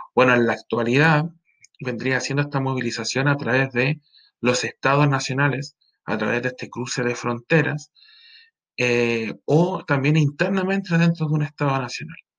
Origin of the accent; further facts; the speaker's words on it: Iquique, Tarapacá, Chile; also born or lived in Pica; yo soy iquiqueño